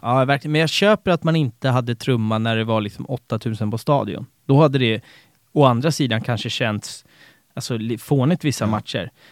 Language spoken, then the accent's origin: Swedish; Haninge, Stockholm County, Sweden; jag är uppväxt i, i, i Haninge